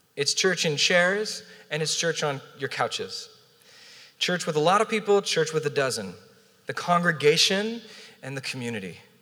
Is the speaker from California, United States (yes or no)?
yes; Southern California, United States; also born or lived in Portland, Oregon / Orange County, California; now in San Diego, United States; born and raised in Southern California